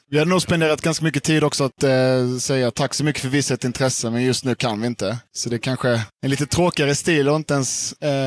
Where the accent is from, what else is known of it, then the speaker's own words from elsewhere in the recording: Karlskrona, Blekinge, Sweden; moved away as an adult; also born or lived in Lund; Jag är från Karlskrona från början